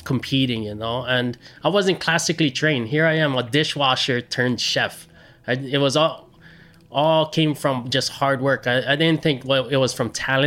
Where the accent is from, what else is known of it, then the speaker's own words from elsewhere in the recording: Hilo, Hawaii, United States; also born or lived in Maui; I grew up in this small little town on the east side called Hilo.